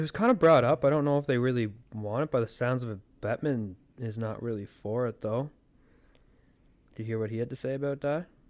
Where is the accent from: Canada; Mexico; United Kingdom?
Canada; As a Canadian